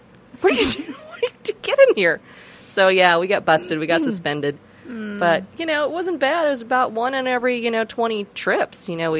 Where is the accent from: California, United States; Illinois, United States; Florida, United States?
California, United States; San Francisco; No, you know, I grew up in San Francisco, so it was a very different scene out there, and it was just when raves were getting going. It was mid-90s.